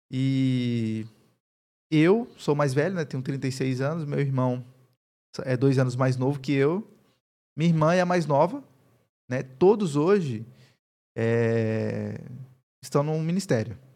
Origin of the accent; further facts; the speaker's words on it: Campina Grande, Paraíba, Brazil; lá em Campina Grande, o sotaque é um pouco mais é, puxado, assim, né? Eu perdi bastante. Eu perdi bastante do sotaque.